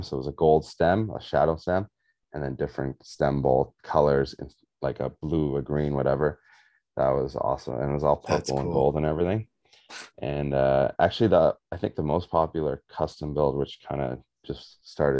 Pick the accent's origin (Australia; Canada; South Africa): South Africa; I'm South African